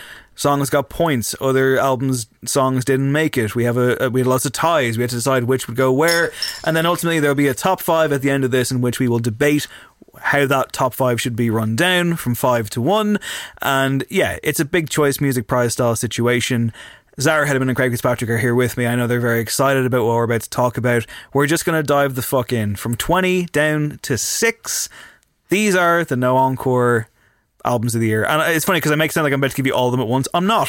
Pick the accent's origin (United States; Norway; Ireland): Ireland; Leinster; I'm from Louth.